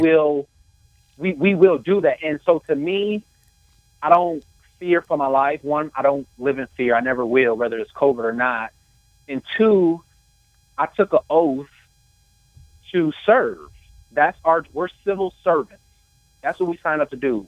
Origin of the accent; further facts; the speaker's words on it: Toledo, Ohio, United States; I was born and raised in Toledo, Ohio.